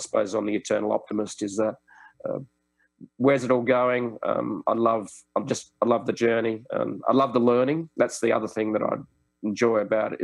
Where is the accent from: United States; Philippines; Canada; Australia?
Australia; Sydney, New South Wales; Sydney, my hometown's just got some fantastic places